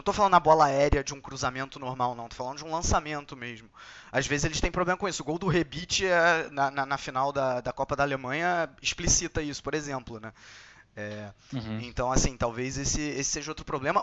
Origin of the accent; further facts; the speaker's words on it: Brazil; eu sou brasileiro